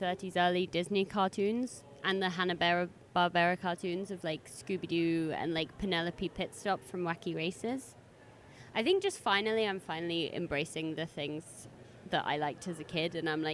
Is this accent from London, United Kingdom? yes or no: yes; London, United Kingdom; growing up in London, I went to so many different museums